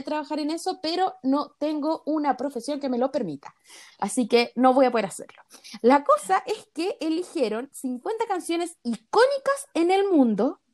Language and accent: Spanish; Chile; nosotros somos chilenas